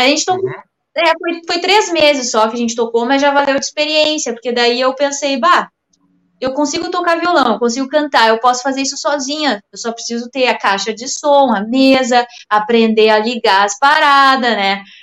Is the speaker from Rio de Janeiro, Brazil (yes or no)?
no; Rio Grande do Sul, Brazil; eu sou gaúcha